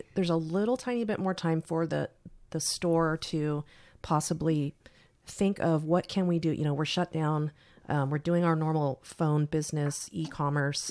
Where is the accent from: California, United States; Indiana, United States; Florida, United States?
California, United States; San Carlos; I grew up in San Carlos, which was like Mayberry comparatively.